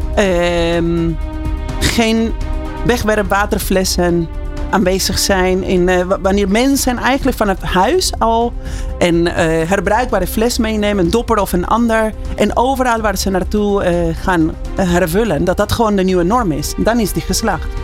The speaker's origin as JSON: {"language": "Dutch", "region": "Buenos Aires", "country": "Argentina", "tie": "born or raised there", "second_language": "Dutch", "moved": "as an adult", "lives_now": "Netherlands", "said": "Ja, ik kom uit Argentinië. En ik woon uh, 23 jaar in Nederland. Dat is bijna de helft van mijn leven"}